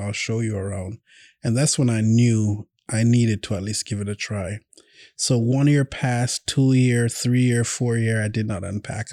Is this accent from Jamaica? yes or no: yes; Jamaica; now in Oklahoma City, United States; I'm from Jamaica